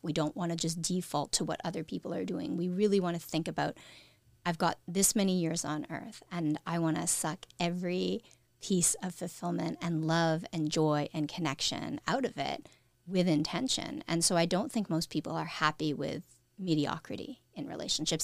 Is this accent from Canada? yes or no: yes; Canada; we're a smaller country